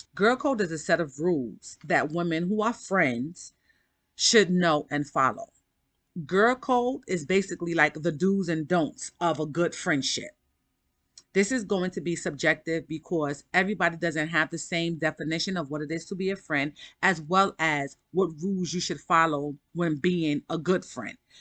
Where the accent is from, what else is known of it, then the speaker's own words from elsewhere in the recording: New York City, New York, United States; I'm from Harlem